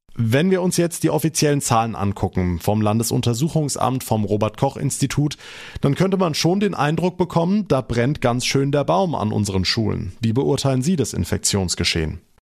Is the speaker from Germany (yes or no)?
yes; Rhineland-Palatinate, Germany; bei uns in Rheinland-Pfalz